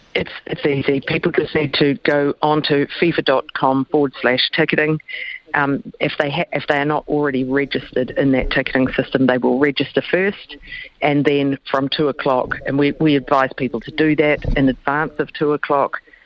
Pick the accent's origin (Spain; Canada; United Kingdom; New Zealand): New Zealand; as a New Zealander